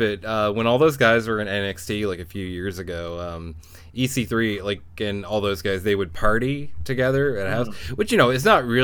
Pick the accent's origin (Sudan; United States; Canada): Canada; I'm Canadian. I can do a Canadian voice.